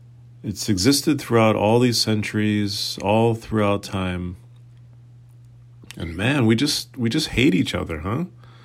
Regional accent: Fall River, Massachusetts, United States; also born or lived in Boston; So I pretty much grew up in Boston, but then we moved out to Fall River, and that's kind of where I spent a lot of my adolescent years.

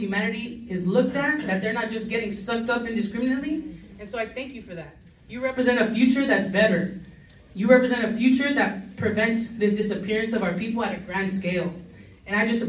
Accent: Los Angeles, California, United States; I was born and raised in LA in Highland Park. I've lived here my entire life.

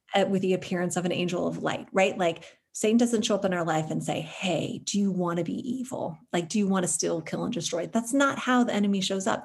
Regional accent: United States

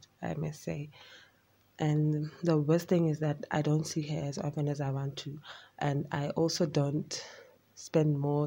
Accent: Pretoria, Gauteng, South Africa; I'm from Pretoria

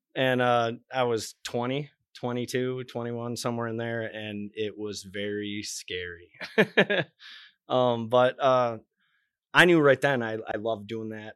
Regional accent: Michigan, United States; moved away as an adult; I love Michigan, born and raised in Michigan

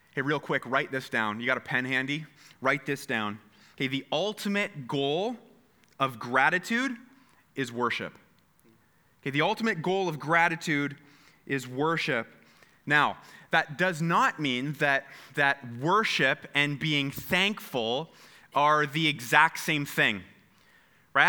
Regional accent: Canada; we are so Canadian

